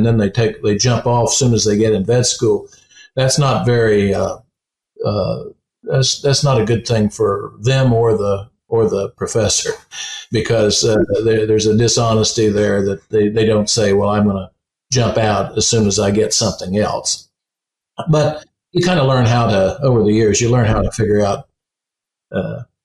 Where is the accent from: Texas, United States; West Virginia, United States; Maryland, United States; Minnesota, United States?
West Virginia, United States; When I was a kid, I come from West Virginia, where the gas and oil industry are very prominent.